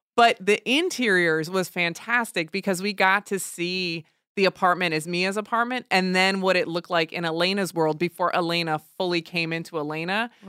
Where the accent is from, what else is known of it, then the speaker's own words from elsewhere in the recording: New Jersey, United States; I was raised in Jersey, right across the bridge from Manhattan